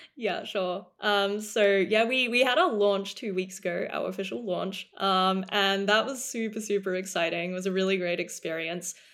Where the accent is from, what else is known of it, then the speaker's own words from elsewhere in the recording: Melbourne, Victoria, Australia; moved away as an adult; also born or lived in Cambridge, United Kingdom / Oxford, United Kingdom / New York, United States / London, United Kingdom; I was born and raised in Australia for the first eighteen years of my life, um, so I grew up in Melbourne